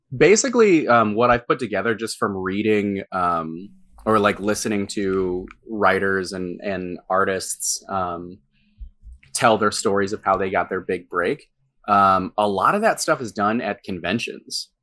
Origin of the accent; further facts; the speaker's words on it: St. Louis, Missouri, United States; my hometown